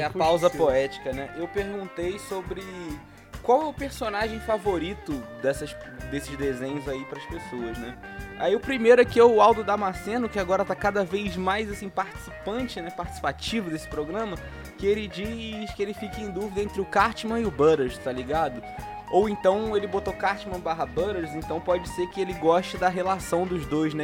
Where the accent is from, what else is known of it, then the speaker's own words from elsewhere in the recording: Rio de Janeiro, Brazil; para mim que sou do Rio de Janeiro